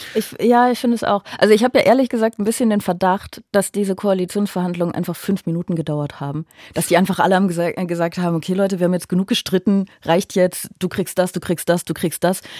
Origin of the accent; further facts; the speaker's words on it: Aachen, North Rhine-Westphalia, Germany; now in Berlin, Germany; Ich bin ja auch viel näher an meiner Heimat als normalerweise in Berlin, weil ich ja eigentlich aus Aachen komme